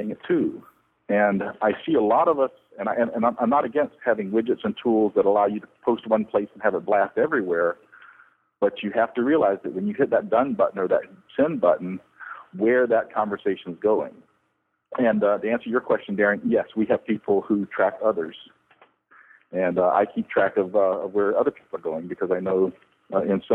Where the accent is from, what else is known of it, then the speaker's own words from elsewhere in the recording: the South, United States; I come from the South here in the U.S.